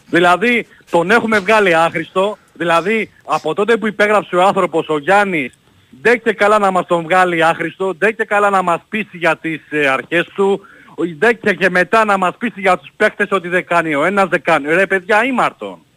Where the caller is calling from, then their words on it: Brisbane, Queensland, Australia; Ο … είμαι από το Brisbane.